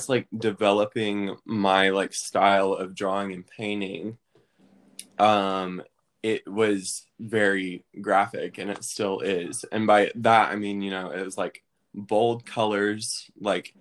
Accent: Maryville, Tennessee, United States; I'm from Maryville, Tennessee, which is right near Knoxville.

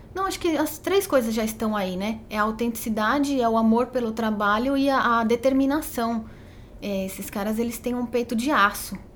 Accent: Botucatu, São Paulo, Brazil; como eu sou de Botucatu, né? Minha família é de Botucatu.

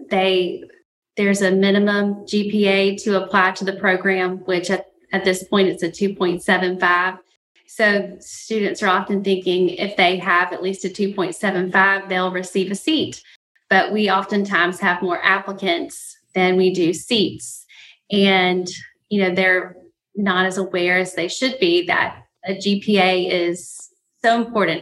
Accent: Mobile, Alabama, United States; I'm from Mobile, Alabama

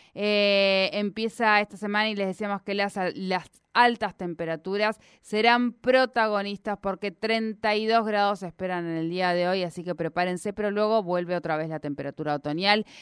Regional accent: Argentina; aquí en nuestro país

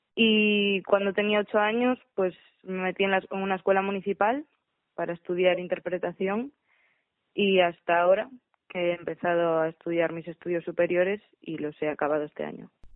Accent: Galicia, Spain; soy de Galicia y soy directora escénica.

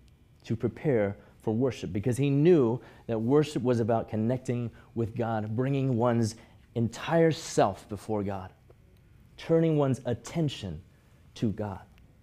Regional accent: Hong Kong; I grew up in Hong Kong, going to church with my parents from as early as I could remember, every Sunday morning, whether I wanted to or not, whether I felt like it or not.

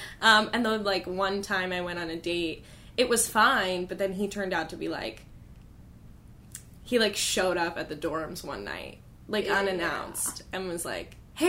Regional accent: Denver, Colorado, United States; born or raised there

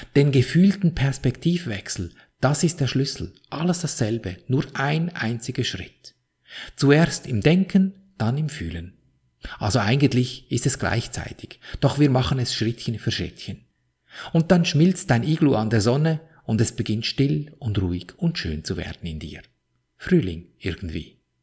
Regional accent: Switzerland; Wie du an meinem Akzent wohl gut hören kannst, bin ich in der Schweiz aufgewachsen

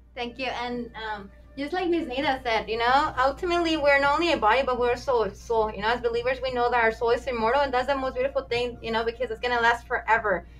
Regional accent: Mexico; now in United States; I was born in Mexico

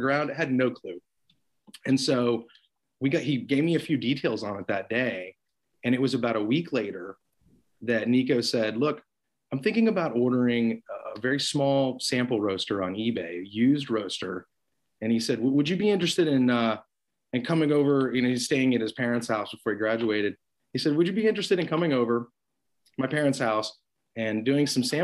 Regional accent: Austin, Texas, United States; now in Arlington, United States; I grew up in Austin, Texas

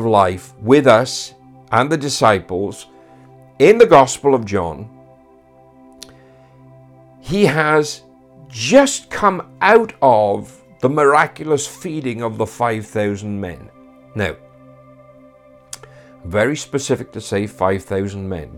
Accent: Wales, United Kingdom; Being a Welshman now

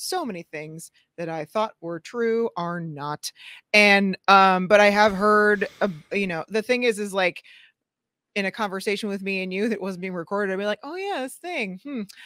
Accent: St. Louis, Missouri, United States; my hometown in Saint Louis

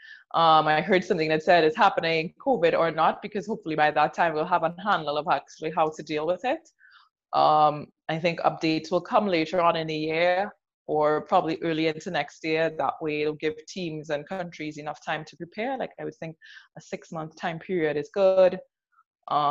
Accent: Trinidad & Tobago; also born or lived in New York; I also do play currently in Trinidad and Tobago, which is my home country.

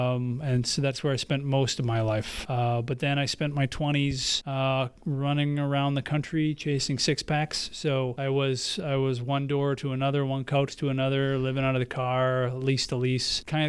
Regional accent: Prior Lake, Minnesota, United States; also born or lived in Hibbing; My family, like so many, picked up and went elsewhere. And so I spent most of my life in Prior Lake, Minnesota, which is

